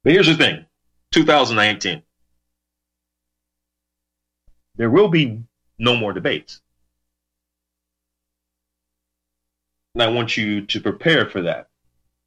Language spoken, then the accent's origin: English; United States; as an American, as a God-fearing American, believe in the ultimate creator